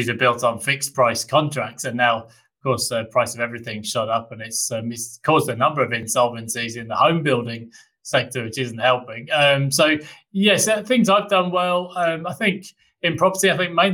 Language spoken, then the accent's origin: English; United Kingdom; now in Australia; I, being a Brit